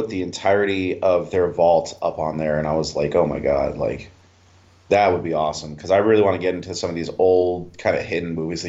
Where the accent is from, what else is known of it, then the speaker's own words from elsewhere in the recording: Chicago, Illinois, United States; moved away; Growing up in Chicago, we used to go to a lot of White Sox and Cubs games